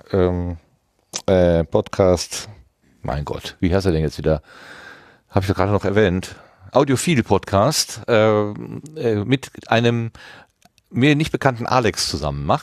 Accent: East Germany, Germany; now in West Germany, Germany; Wir sind beide knapp vor der Wende und dem World Wide Web geboren, in einem neuen Deutschland aufgewachsen und im Westen gelandet.

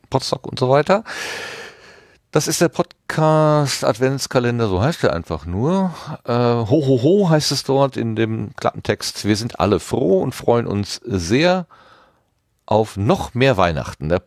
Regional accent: East Germany, Germany; now in West Germany, Germany; Wir sind beide knapp vor der Wende und dem World Wide Web geboren, in einem neuen Deutschland aufgewachsen und im Westen gelandet.

